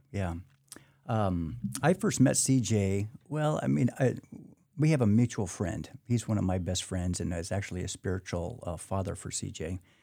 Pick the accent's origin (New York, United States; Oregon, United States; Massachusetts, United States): Oregon, United States; Portland; born and raised in Portland, Oregon, so I lived up there all my life